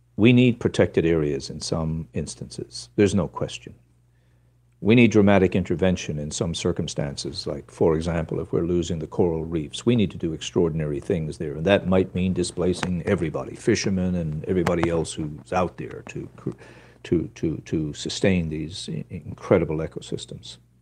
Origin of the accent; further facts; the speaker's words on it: Newfoundland and Labrador, Canada; I come from Ru-, Newfoundland